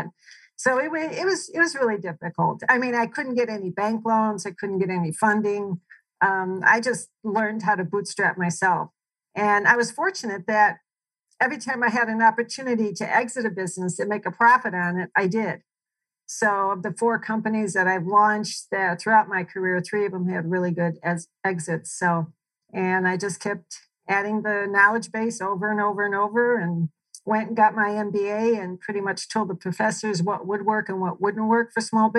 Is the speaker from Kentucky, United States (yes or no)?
no; Chicago, Illinois, United States; I grew up in Chicago to a middle-class family